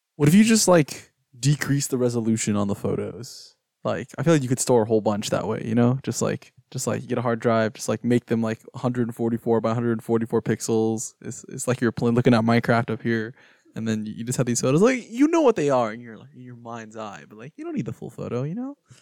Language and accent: English; Houston, Texas, United States; now in Austin, United States; I'm from Houston, and we have the Museum of Fine Arts in Houston